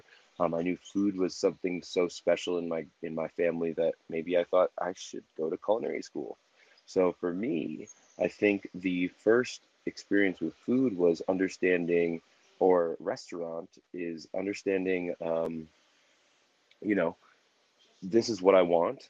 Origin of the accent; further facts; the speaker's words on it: New Jersey, United States; now in Denver, United States; I'm originally from New Jersey, but I reside in Denver, Colorado